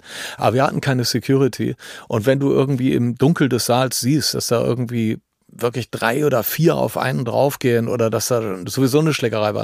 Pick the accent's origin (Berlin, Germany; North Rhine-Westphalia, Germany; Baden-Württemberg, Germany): North Rhine-Westphalia, Germany; Düsseldorf; bei uns in Düsseldorf